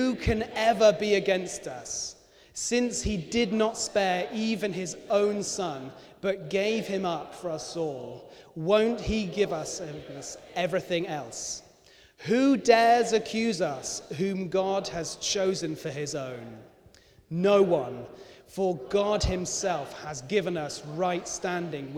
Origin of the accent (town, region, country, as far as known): United Kingdom